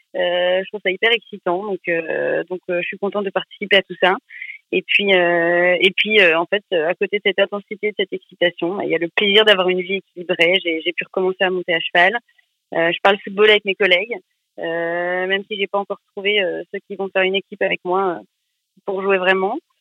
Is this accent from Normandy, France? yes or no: no; Picardy, Hauts-de-France, France; also born or lived in Paris; now in Nantes, France; j'ai grandi en Picardie